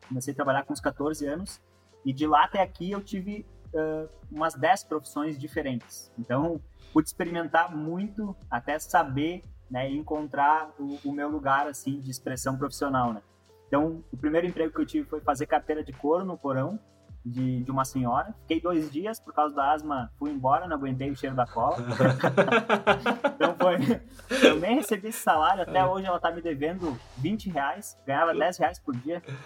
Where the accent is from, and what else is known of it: Rio Grande do Sul, Brazil; born or raised there; also born or lived in Chapecó, Santa Catarina